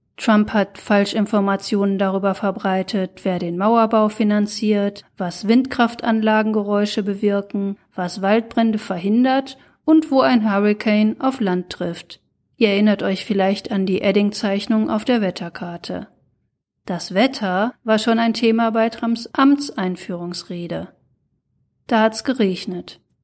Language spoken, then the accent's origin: German; Ruhr area, North Rhine-Westphalia, Germany; Ich stamm ja aus dem Ruhrgebiet